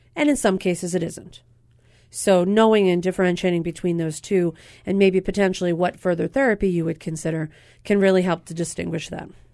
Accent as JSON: {"language": "English", "region": "Pennsylvania", "country": "United States", "tie": "born or raised there", "moved": "yes", "lives_now": "Hawaii, United States", "said": "Pennsylvania, my home state"}